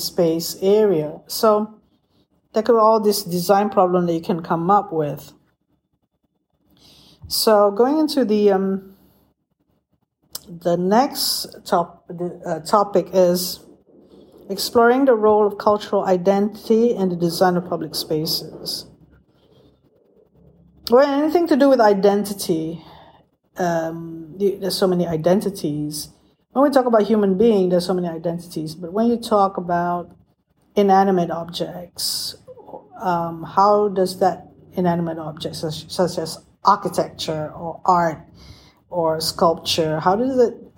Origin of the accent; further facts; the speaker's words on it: Malaysia; as a Malay person born in Malaysia of Malay ethnicity